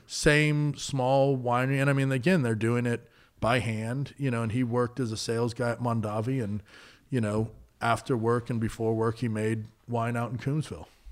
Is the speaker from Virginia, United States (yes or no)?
no; Napa, California, United States; I grew up out in Coombsville and Napa